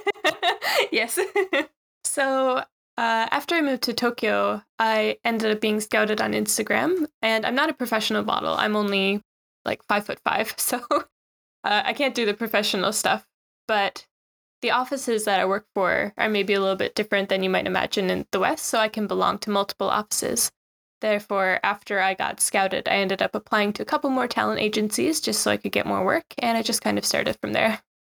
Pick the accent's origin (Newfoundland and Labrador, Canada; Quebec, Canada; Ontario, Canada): Newfoundland and Labrador, Canada; moved away as an adult; also born or lived in Shizuoka, Japan; now in Japan; So, I'm from Newfoundland, Canada. It's quite a rural area